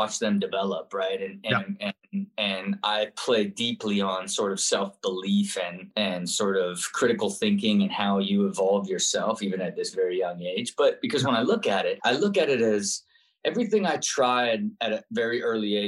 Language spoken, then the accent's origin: English; Kettering, Ohio, United States; I grew up and was born in Kettering, Ohio.